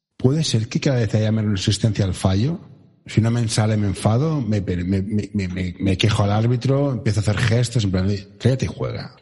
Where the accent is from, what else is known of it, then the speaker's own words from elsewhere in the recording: Barcelona, Catalonia, Spain; yo soy de Barcelona